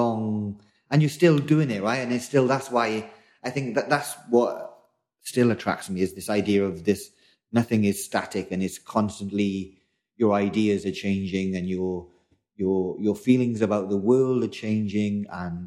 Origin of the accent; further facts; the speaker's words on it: South Wales, United Kingdom; moved away as an adult; now in London, United Kingdom; I'm originally from South Wales, and I've been in London maybe 15, 20 years now.